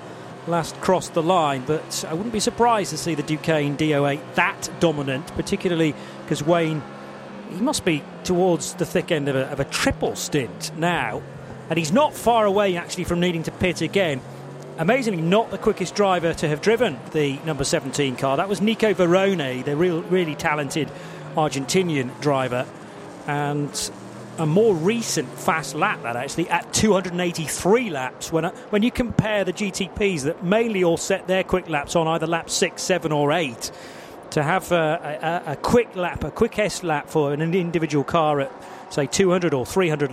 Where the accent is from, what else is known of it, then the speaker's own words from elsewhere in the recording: United Kingdom; being a Brit